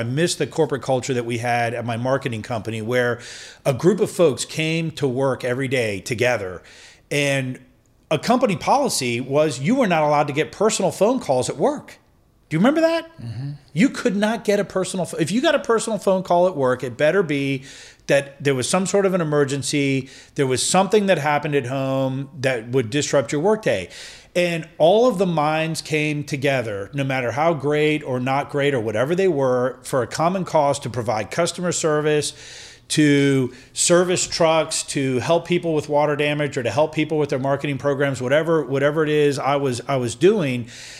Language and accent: English; Vienna, United States; And I think that's kind of what growing up in Vienna was.